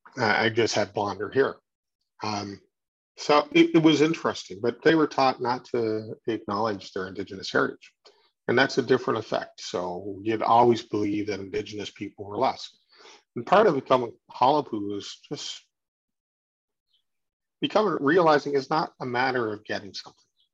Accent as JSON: {"language": "English", "region": "Newfoundland and Labrador", "country": "Canada", "said": "as a Newfoundlander"}